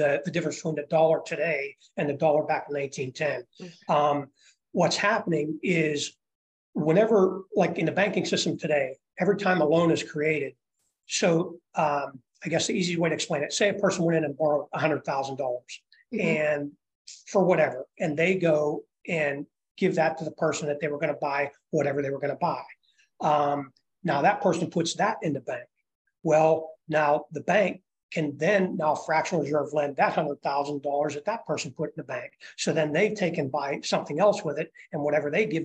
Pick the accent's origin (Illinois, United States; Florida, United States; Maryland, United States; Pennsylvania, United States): Pennsylvania, United States; Pittsburgh; moved away; I'm originally from the Pittsburgh area